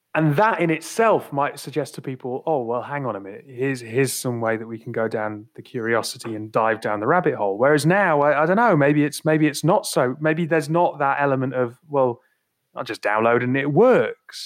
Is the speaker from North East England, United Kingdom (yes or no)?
yes; Northumberland, North East England, United Kingdom; I'm I'm from from Northumberland